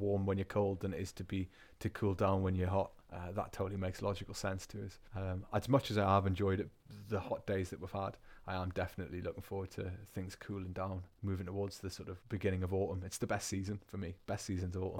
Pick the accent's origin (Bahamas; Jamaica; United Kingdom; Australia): United Kingdom; England; first language English; also born or lived in Bavaria, Germany; now in Germany; I am English. In fact, I think it's the northern genetics that does it for me.